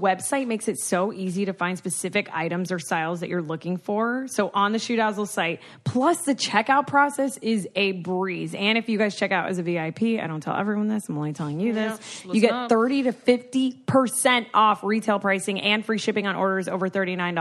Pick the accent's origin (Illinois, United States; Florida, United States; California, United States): Florida, United States; also born or lived in Houston, Texas; I grew up in Florida and only lived here